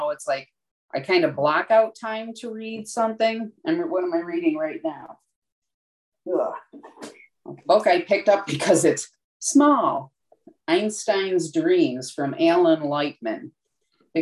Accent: Buffalo, New York, United States; moved away; I'm from Buffalo originally

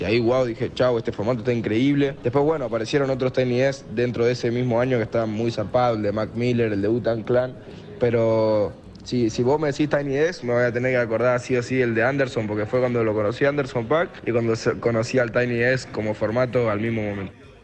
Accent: Buenos Aires, Argentina; Yo soy de la Boca, soy Argentina

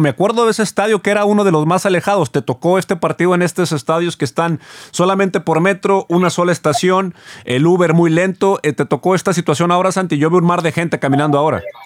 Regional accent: Monterrey, Nuevo León, Mexico

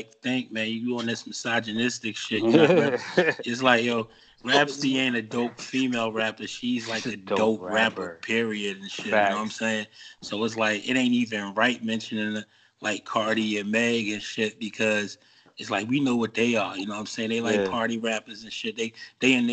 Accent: New Jersey, United States; I'm from Jersey

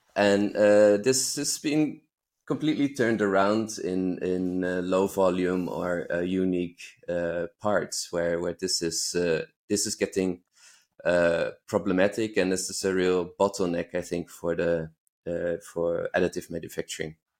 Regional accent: Netherlands; moved away as an adult; now in Berlin, Germany; I grew up in the Netherlands

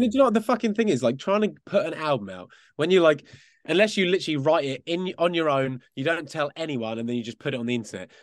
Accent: Essex, East of England, United Kingdom; We were actually from out, just outside of London in a place called Essex

